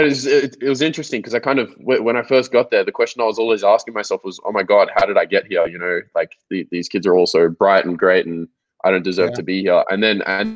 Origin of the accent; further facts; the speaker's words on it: Melbourne, Victoria, Australia; So I grew up in Melbourne, Australia. I was born here in 1996